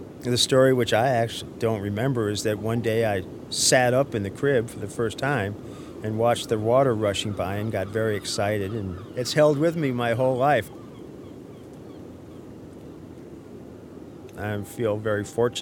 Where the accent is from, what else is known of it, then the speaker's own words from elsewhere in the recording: Norwalk, Connecticut, United States; now in New York City, United States; I grew up in Village Creek, which was, I think, the first intentionally integrated community in New England